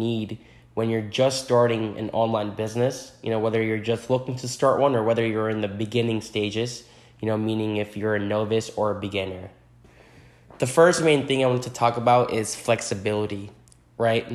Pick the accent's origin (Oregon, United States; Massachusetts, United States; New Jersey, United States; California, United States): New Jersey, United States; now in New York City, United States; I am from New Jersey originally, currently residing in New York City